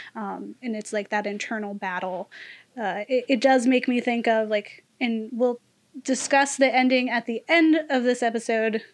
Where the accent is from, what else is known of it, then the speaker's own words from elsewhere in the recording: United States; as an American